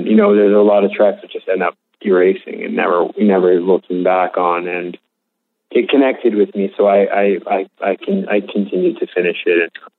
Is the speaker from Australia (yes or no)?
no; West Hollywood, California, United States; I grew up in a pretty affluent area. Mm-hmm.